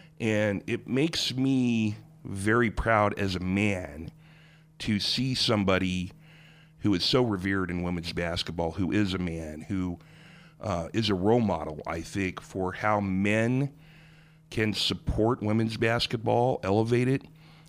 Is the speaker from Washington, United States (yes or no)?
no; Springfield, Missouri, United States; You know, I was in Springfield, Missouri, my hometown, yesterday.